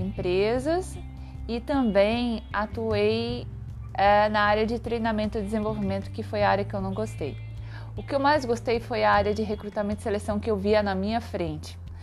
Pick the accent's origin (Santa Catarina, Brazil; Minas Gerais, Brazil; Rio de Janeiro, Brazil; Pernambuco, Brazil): Santa Catarina, Brazil; moved away as an adult; also born or lived in Joinville; now in São Paulo, Brazil; Eu sou natural de Santa Catarina e mudei para São Paulo em 2004